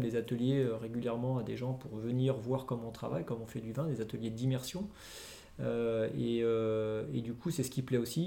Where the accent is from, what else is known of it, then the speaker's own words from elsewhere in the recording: Lyon, Auvergne-Rhône-Alpes, France; nous on est lyonnais, on a grandi à Lyon, enfin on est parti à droite à gauche après, mais on a globalement plus vécu à Lyon qu'ailleurs